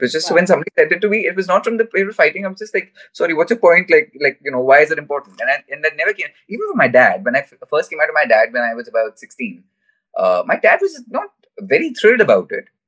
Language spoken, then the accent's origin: English; India; as an Indian person